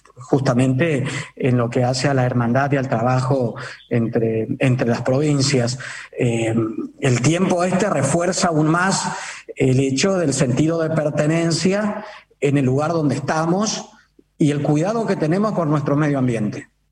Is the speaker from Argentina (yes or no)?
yes; Misiones, Argentina; los misioneros